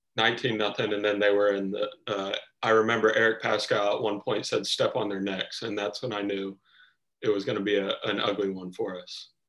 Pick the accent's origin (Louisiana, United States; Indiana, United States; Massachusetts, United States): Indiana, United States; Anderson; growing up in Indiana, um, I'm a family guy